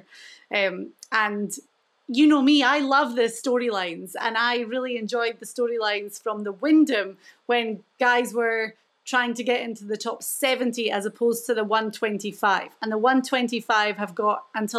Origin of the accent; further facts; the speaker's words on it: Scotland, United Kingdom; my home country